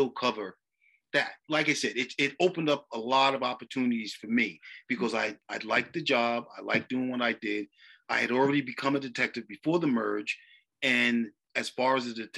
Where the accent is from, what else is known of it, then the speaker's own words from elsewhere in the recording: New York City, New York, United States; growing up on Staten Island, you know, living in West Brighton and Manners Harbor